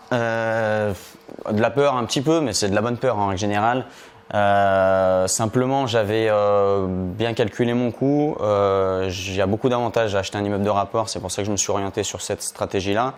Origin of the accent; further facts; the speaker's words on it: Lyon, Auvergne-Rhône-Alpes, France; je viens euh, de Lyon, proche de Lyon